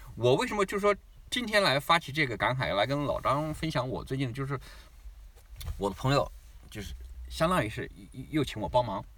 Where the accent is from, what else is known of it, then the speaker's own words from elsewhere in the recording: China; also born or lived in Shanghai; now in Australia; 我们中国人